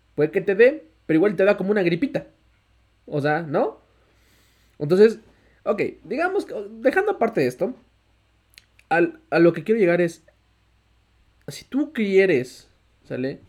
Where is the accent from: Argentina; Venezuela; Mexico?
Mexico; todos los mexicanos tenemos ese porcentaje de morirnos siendo mexicanos